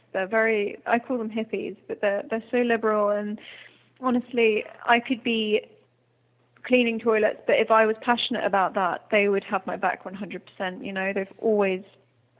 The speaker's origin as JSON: {"language": "English", "area": "Hampshire", "region": "South East England", "country": "United Kingdom", "tie": "born or raised there", "also_born_or_lived": "Ireland", "accent": "English", "moved": "yes", "said": "I grew up in the south of England, in Hampshire, and we actually moved where we built our house. So my dad has built an eco-friendly house in Ireland, which we moved to in 2007, and I've lived in Ireland longer"}